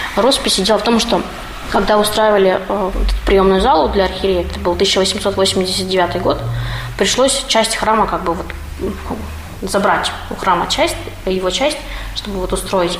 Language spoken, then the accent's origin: Russian; Perm, Perm Krai, Russia; moved away; я вообще коренная пермячка. Но так получилось, что жила некоторое время вне Перми